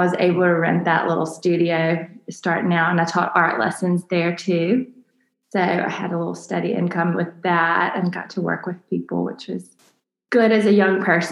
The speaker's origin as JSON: {"language": "English", "town": "Mobile", "region": "Alabama", "country": "United States", "tie": "born or raised there", "said": "Mobile is my home, born and raised here"}